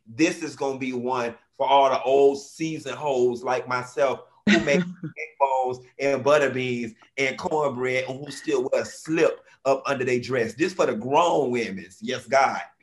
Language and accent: English; Miami, Florida, United States; as somebody who's born and raised in Miami